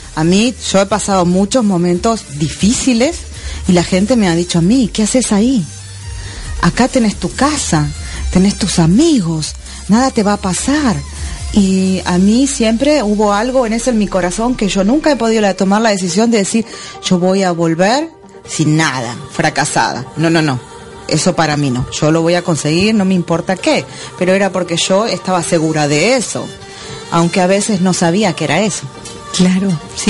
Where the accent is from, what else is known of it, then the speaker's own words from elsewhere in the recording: Argentina; moved away as an adult; also born or lived in Miami; now in Florida, United States; salí de Argentina con 400 dólares